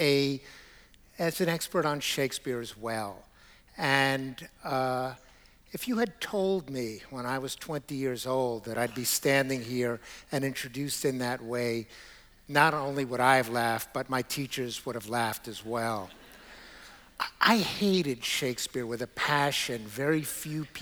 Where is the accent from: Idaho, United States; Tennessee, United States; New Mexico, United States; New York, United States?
New York, United States; New York City; I grew up in Brooklyn